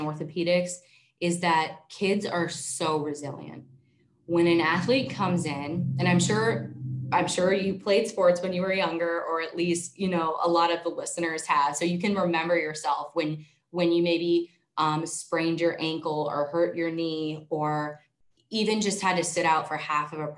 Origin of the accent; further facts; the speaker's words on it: Erie, Pennsylvania, United States; I moved back to my hometown of Erie